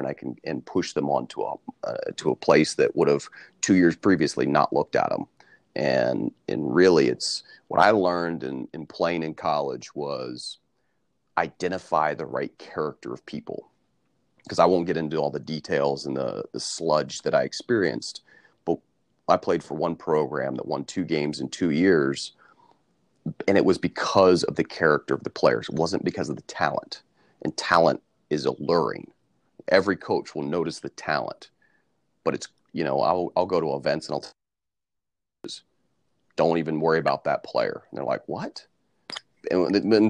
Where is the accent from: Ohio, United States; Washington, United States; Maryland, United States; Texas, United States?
Ohio, United States; Central; as a player growing up in Central Ohio when I was young